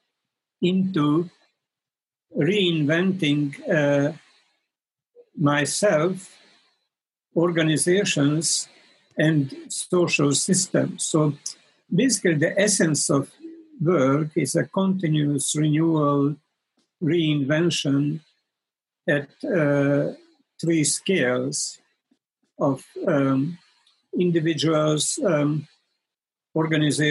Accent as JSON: {"language": "English", "country": "Hungary", "tie": "born or raised there", "also_born_or_lived": "Paris, France / India / United States", "moved": "as an adult", "lives_now": "Brighton, United Kingdom", "said": "I'm a Hungarian-born American living in Brighton"}